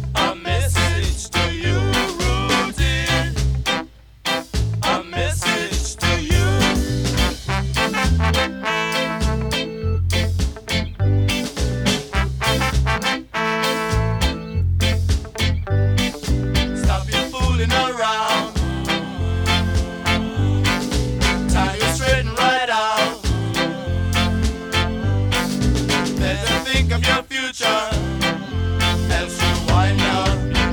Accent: Coventry, West Midlands, United Kingdom; I was brought up in Coventry

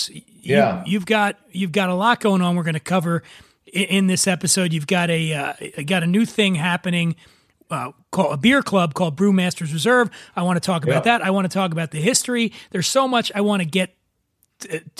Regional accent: Philadelphia, Pennsylvania, United States; I grew up on the East Coast from Philadelphia.

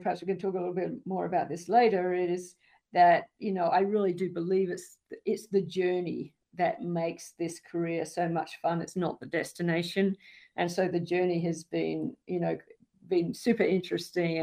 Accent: Australia; now in United States; I grew up in the outback of Australia

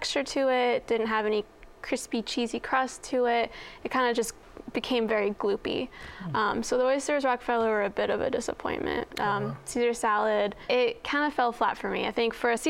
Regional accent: North Carolina, United States; moved away; I'm from North Carolina

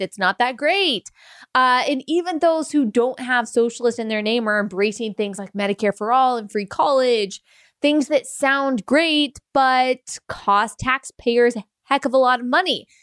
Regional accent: United States; as an American

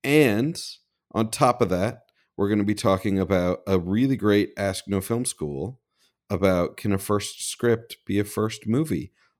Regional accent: Midwest, United States; I'm from the Midwest.

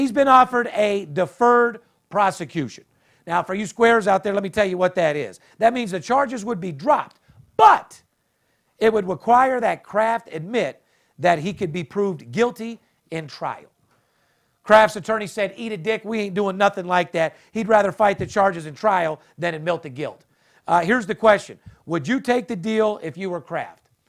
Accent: Las Vegas, Nevada, United States; I'm third generation, born and raised in Vegas

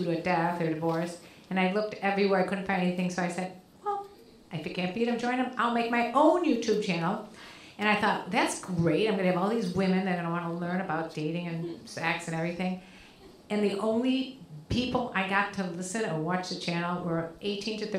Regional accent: Chicago, Illinois, United States; moved away as an adult; now in Los Angeles, United States; I grew up in Chicago, just moved to LA a couple years ago

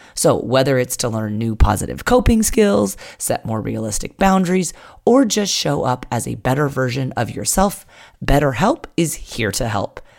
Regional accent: Poway, California, United States; here in my hometown of Poway, California

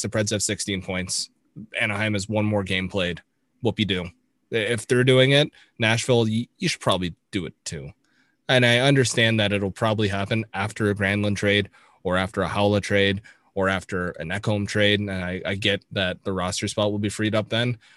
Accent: Toronto, Ontario, Canada; I grew up in the Toronto sports market

